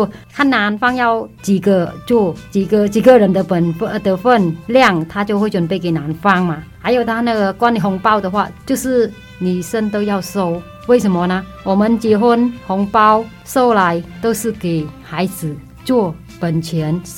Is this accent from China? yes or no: no; Taiwan; 然后我建议说，我们台湾人如果去的话，还是多些那个礼仪